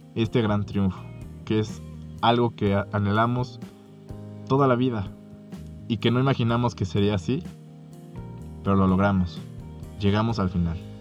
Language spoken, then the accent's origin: Spanish; Mexico; Como mexicanos